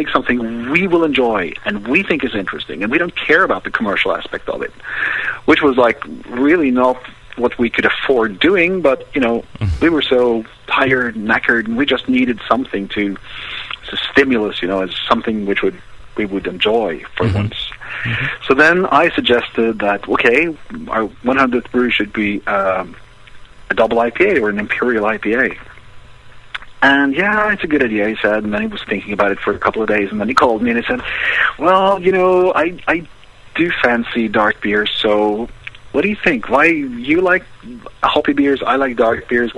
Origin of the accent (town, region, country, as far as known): Norway